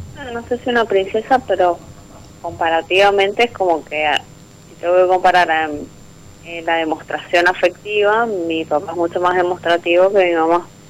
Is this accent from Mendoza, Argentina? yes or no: yes; Mendoza, Argentina; De Mendoza